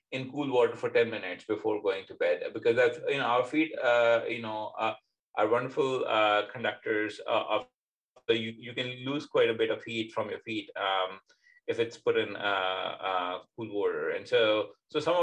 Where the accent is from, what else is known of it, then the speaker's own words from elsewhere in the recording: Pakistan; now in Indiana, United States; being young, growing up in Pakistan, where it tends to be significantly hotter than, for example, here in America